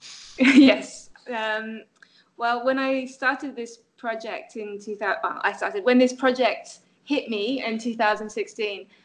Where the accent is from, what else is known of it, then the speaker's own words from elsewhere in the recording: France; moved away; I grew up in France. I was educated in France